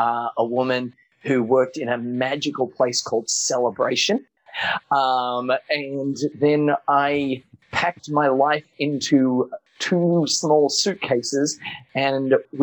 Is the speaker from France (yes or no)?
no; New South Wales, Australia; I have really cool memories, don't get me wrong, of growing up in Australia, but I grew up in a small country town 5 hours west of Sydney.